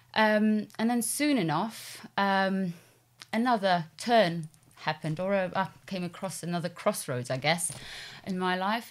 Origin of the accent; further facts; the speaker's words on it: Poland; moved away as an adult; also born or lived in London; I'm originally from Poland, um, and that's where I grew up, went to school